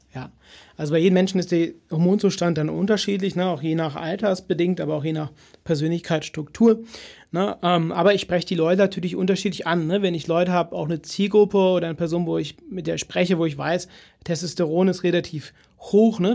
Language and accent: German; Cologne, North Rhine-Westphalia, Germany; bei uns in Köln